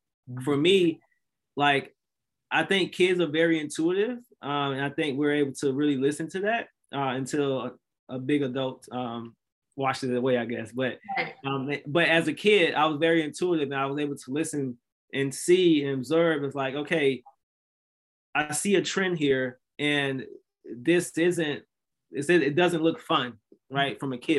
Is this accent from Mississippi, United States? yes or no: yes; Mississippi, United States; And so I'm from Mississippi originally. So Mississippi is one of the most unhealthy states in America, actually, unfortunately.